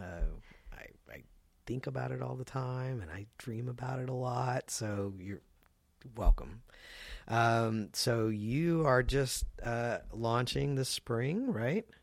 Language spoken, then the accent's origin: English; the South, United States; I'm from the South as well